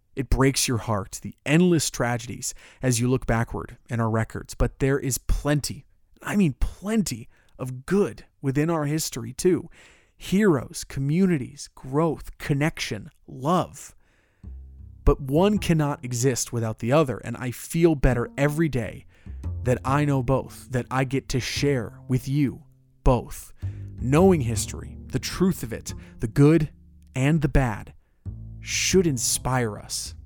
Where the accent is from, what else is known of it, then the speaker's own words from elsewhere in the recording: Orlando, Florida, United States; Orlando, my hometown